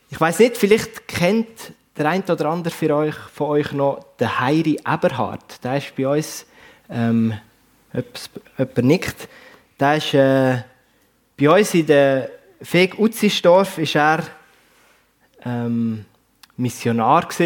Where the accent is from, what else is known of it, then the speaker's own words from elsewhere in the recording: Basel-Landschaft, Switzerland; accent: Baselbieterdeutsch; Aber ursprünglich, man hört es vielleicht, komme ich nicht hier aus dem Bernbiet, sondern aus dem Baselbiet. Baselland ähm, ist ein bisschen meine, meine Heimat.